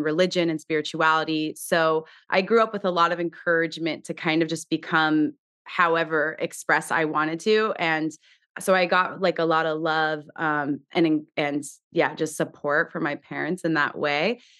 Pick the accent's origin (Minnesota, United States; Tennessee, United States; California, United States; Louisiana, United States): California, United States; Southern; I grew up in Southern California, the daughter